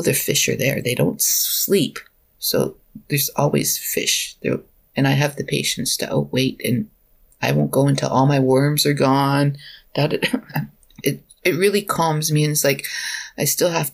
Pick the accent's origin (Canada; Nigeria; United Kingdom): Canada; Alberta; moved away as an adult; now in British Columbia, Canada; I'm from Alberta originally